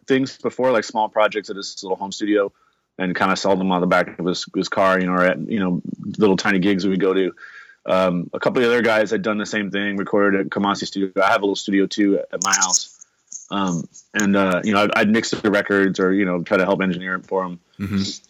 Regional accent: Los Angeles, California, United States; Basically, the West Coast Get Down is a collective of musicians that are born and raised in Los Angeles that all grew up together.

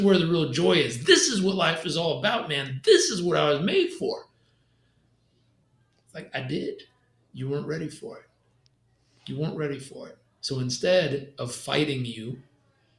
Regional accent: California, United States; I grew up in California

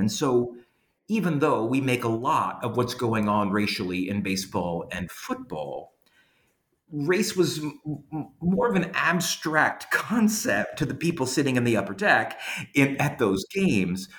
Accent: Louisiana, United States; moved away as an adult; now in Georgia, United States; even though I'm from Louisiana, um, I've lived in Georgia for the past 13 years. And even before that, when I grew up in Louisiana

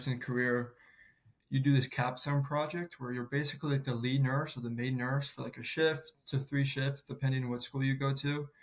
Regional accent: St. Louis, Missouri, United States; I'm born and raised in St. Louis, and I'm a proud Midwest kid.

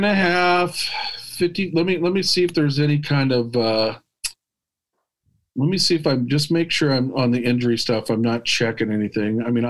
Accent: Midwest, United States; We grew up in the Midwest.

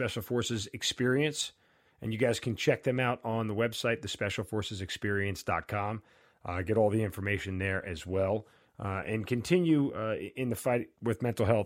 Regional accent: United States; as an American

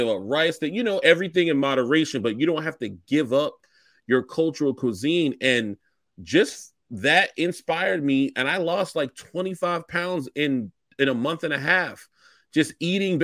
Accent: Charleston, South Carolina, United States; I'm from Charleston. I identify as a Gullah Geechee person

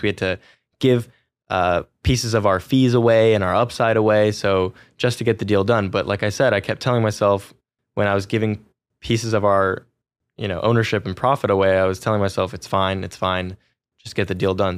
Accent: Silicon Valley, California, United States; I grew up in Silicon Valley, California

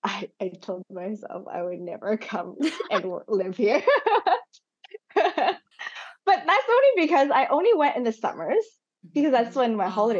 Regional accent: Montreal, Quebec, Canada; also born or lived in Hong Kong / Macau / Toronto; born in Hong Kong, but I actually never lived there. After I was born, I went to Macau, and then when I was 4 and a half, we moved to Canada, to Toronto first, and then to Montreal. And so most of my life has been in Montreal.

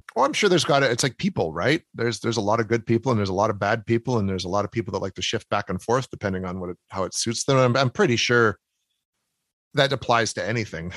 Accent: Canada; accent: Canadian

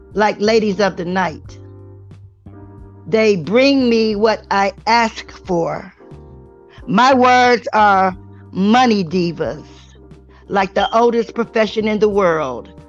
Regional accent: Cleveland, Ohio, United States; I come from Cleveland, the place they call the plum. Cleveland, Ohio is where I come from.

